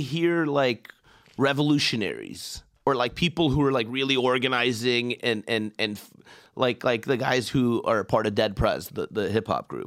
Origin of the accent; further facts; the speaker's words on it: Iran; now in United States; I'm an immigrant and I come from Iran